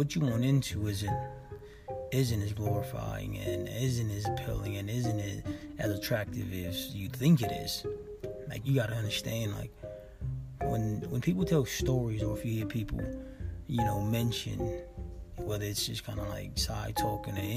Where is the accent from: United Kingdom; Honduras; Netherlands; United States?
United States; Los Angeles, California; I was raised in South Central